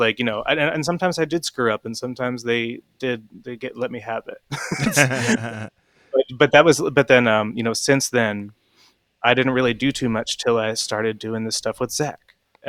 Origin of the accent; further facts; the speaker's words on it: Chestnut Hill, Pennsylvania, United States; I'm from Chestnut Hill, right?